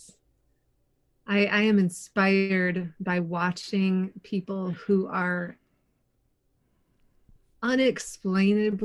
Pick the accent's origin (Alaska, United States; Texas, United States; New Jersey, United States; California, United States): California, United States; Southern; moved away as an adult; also born or lived in Denver, Colorado / St. Catharines, Ontario; now in Kitchener, Canada; I grew up in Southern California, but then my partner and I moved to Denver for about a decade before we moved to Canada.